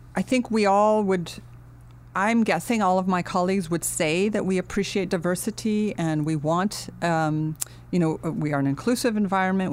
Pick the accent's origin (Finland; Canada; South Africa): Finland; also born or lived in United States / London, United Kingdom; now in Los Angeles, United States; I grew up in Finland, uh, but my, um, I was born in the United States, and when we were a year old, my twin brother and I, uh, we ended up going back to Finland.